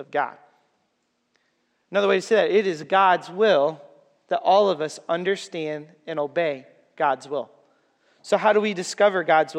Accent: Waterloo, Iowa, United States; I'm from Waterloo.

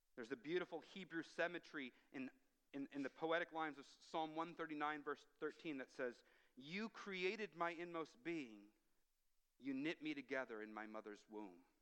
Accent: United States; now in Canada; as an American

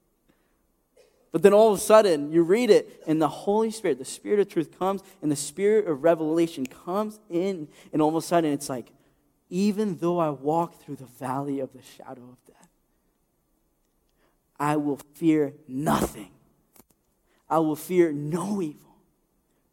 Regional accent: Ecuador; moved away; my home country of Ecuador

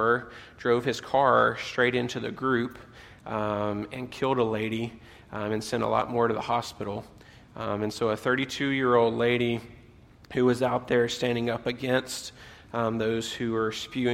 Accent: southern U.S., United States; moved away; I am originally from the States, that I grew up in the southern U.S.

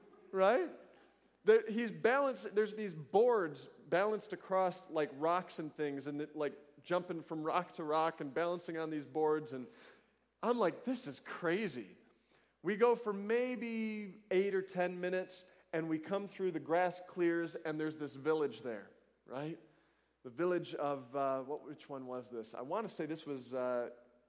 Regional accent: United States; I'm an American

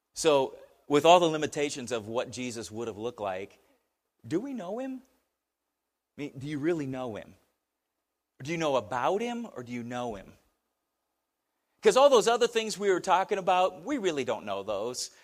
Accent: United States; as an American

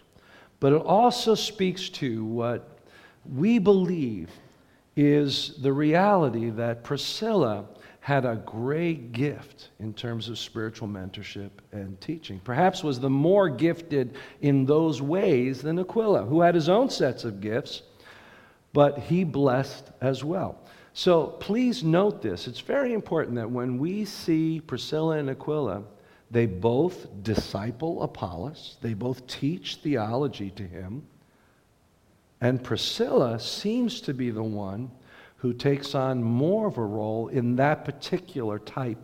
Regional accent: United States; us as American Christians

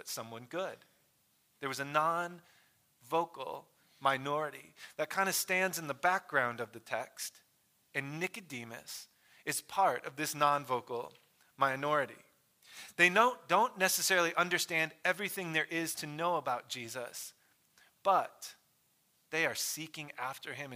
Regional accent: Michigan, United States; I grew up in Michigan

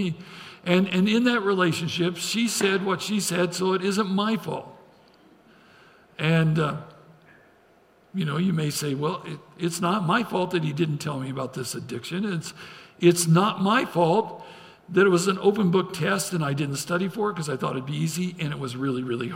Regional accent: Idaho, United States; I grew up in Idaho

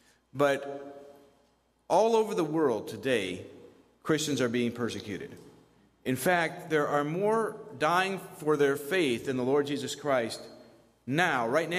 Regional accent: Colombia; my parents were missionaries, I grew up in Colombia. This is our 50th year of family ministry in Colombia.

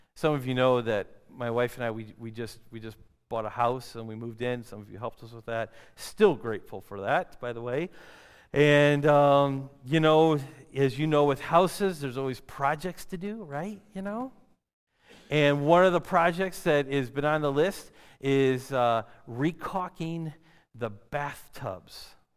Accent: Detroit, Michigan, United States; I grew up in the city. I grew up in Detroit area, Michigan

